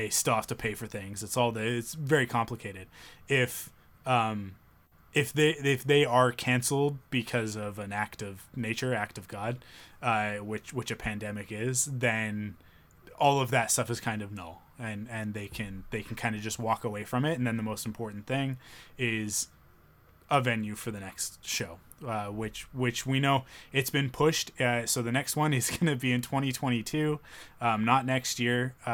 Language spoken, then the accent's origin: English; Canada; being a Canadian